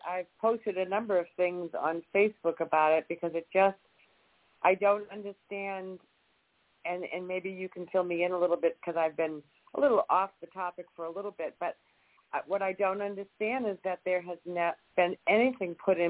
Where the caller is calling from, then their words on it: Jacksonville, Florida, United States; I am calling from Jacksonville, Florida.